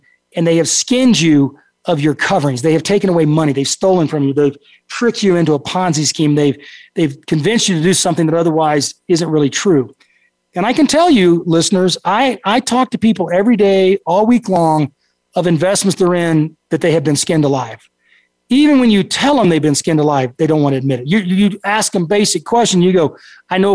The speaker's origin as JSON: {"language": "English", "region": "Texas", "country": "United States", "tie": "born or raised there", "said": "you're bred and raised to have kind of a different brain as a Texan"}